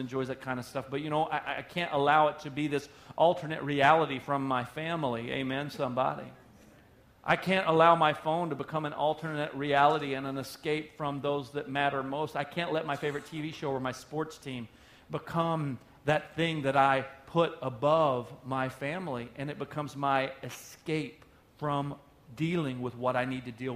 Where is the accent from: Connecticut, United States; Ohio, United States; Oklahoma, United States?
Oklahoma, United States; moved away; I'm from Oklahoma originally. That's where I was born